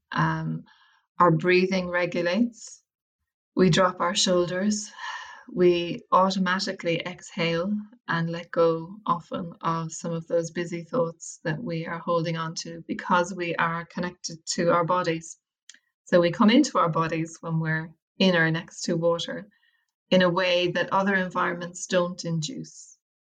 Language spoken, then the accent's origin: English; Wicklow, Leinster, Ireland; moved away as an adult; also born or lived in London / Westport, County Mayo; I'm from Wicklow